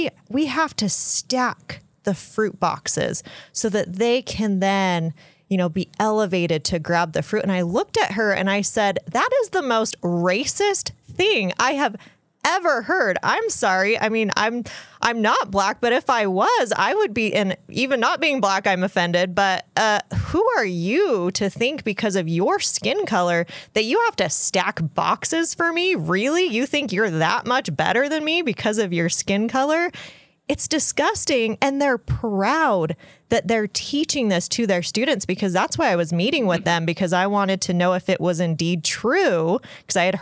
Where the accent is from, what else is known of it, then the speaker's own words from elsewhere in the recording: Utah, United States; I grew up essentially in Utah